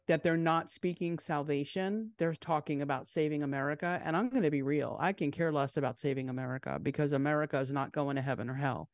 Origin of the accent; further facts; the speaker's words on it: Long Island, New York, United States; the church that I grew up in on Long Island